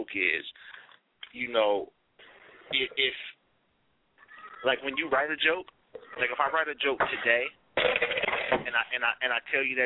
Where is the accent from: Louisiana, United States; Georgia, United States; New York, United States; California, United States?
California, United States; Sacramento; also born or lived in San Francisco, California; originally from San Francisco, California, but I grew up out here in Sacramento, Valley High School.